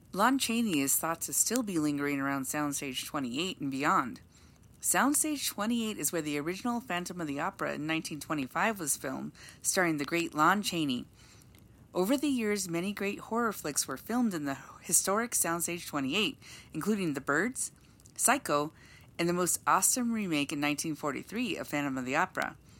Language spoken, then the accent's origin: English; Los Angeles, California, United States; moved away; Growing up in Los Angeles, California, Universal was a place we visited quite often